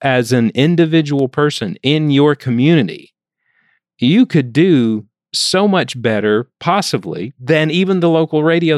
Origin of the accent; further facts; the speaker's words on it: Alabama, United States; And I remember in one town that I grew up in Alabama, there was something called Mule Day.